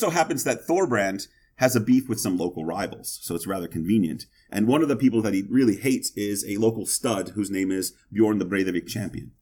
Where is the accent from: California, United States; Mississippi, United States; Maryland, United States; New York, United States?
Mississippi, United States; I'm from Mississippi